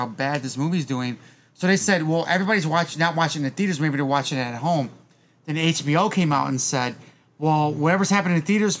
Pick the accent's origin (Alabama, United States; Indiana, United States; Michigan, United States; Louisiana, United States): Michigan, United States; Detroit; My grandma, my mamma, we grew up in Southwest Detroit.